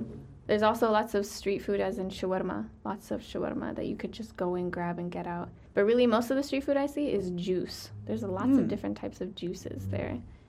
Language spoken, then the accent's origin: English; Bethlehem, West Bank, Palestine; I know I'm from Bethlehem, so I'll represent Bethlehem the day I die. But my favorite city is Jerusalem.